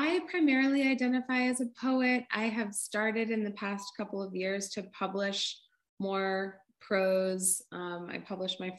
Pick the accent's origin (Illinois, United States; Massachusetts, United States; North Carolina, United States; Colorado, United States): Massachusetts, United States; North Shore of; also born or lived in Bay Area, California; now in Vermont, United States; I grew up on the North Shore of Massachusetts by the beach